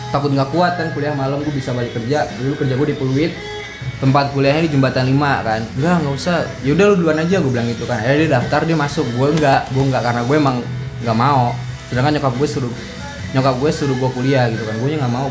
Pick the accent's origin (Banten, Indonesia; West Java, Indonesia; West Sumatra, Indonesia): West Sumatra, Indonesia; karena dilihatnya gue orang Padang